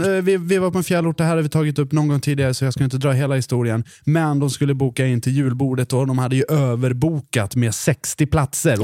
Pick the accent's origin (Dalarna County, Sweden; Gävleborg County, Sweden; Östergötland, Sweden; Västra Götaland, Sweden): Dalarna County, Sweden; Mora; accent: Dalarna dialect; moved away; Jag är från Mora. Så jag försöker inte förlöjliga Dalarna-dialekten